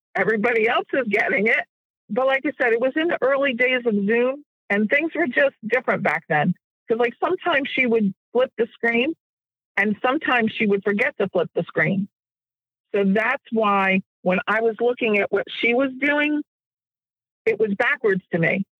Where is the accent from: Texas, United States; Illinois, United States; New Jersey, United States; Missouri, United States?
New Jersey, United States; Jersey Shore; moved away; also born or lived in Virginia; I was raised near the Jersey Shore